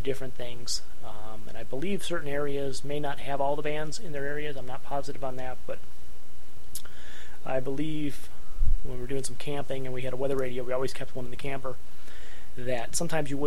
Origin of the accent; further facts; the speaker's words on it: Northeast Ohio, United States; now in Northeast Indiana, United States; We're here in Northeast Indiana. I grew up in Northeast Ohio